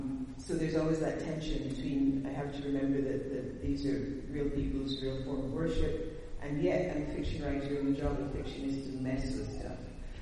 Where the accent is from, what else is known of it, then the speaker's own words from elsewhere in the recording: Canada; I think it was my fault because I'm a Canadian, so I brought the winter to New Orleans.